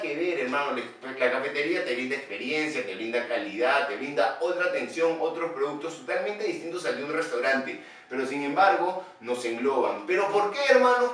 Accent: Peru; como somos los peruanos recontrapositivos

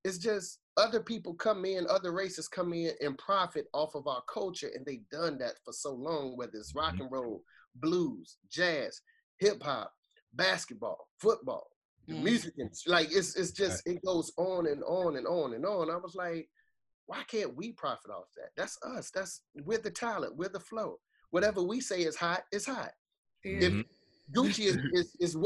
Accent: Boston, Massachusetts, United States; I grew up, I'm from Boston, Massachusetts, right? So I'm from a place called Orchard Park

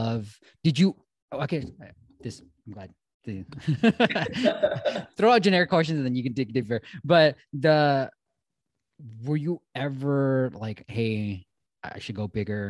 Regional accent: the Bay Area, California, United States; I grew up in the Bay Area

